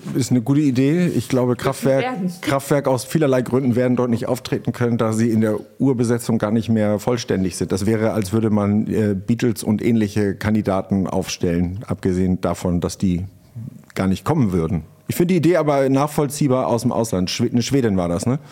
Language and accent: German; Pinneberg district, Schleswig-Holstein, Germany; also born or lived in Hamburg; ich bin ja im Kreis Pinneberg aufgewachsen